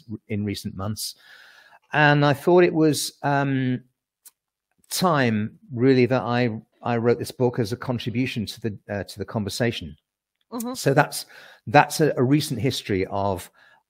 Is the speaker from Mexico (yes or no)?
no; United Kingdom; accent: British; also born or lived in Surrey; my British accent